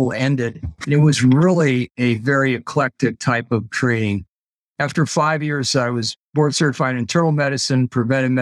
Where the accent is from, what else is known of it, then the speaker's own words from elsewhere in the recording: Paintsville, Ohio, United States; moved away as an adult; my hometown of Paintsville, Ohio